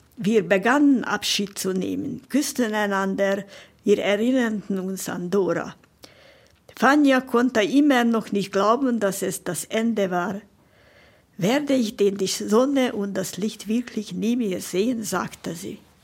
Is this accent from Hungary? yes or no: yes; Budapest, Hungary; moved away; geboren in Budapest und in Pestazsébet, das ist ein Vorort von Budapest, bin ich aufgewachsen